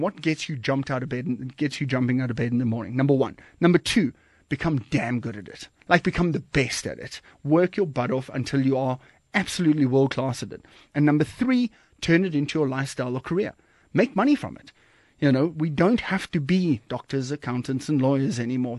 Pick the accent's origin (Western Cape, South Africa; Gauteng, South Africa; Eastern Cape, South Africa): Western Cape, South Africa; Kommetjie; moved away as an adult; also born or lived in Johannesburg, South Africa; now in Cape Town, South Africa; I'm originally from Komkie and, and Nordic area down, down south there